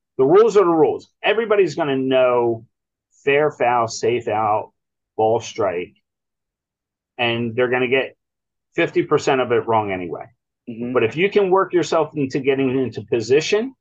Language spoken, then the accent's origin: English; Ewing, New Jersey, United States; We grew up in Ewing Township and went to the baseball field